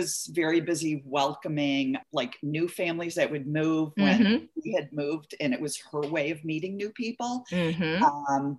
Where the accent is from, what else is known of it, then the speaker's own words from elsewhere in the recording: Midwest, United States; I grew up kind of touring the Midwest. My father was in sales and went from one Midwestern city to the other, oftentimes mid-year.